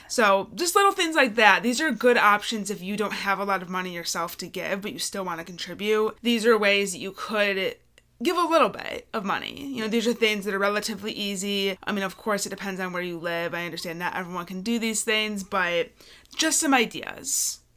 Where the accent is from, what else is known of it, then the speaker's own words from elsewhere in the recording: Michigan, United States; We're from Michigan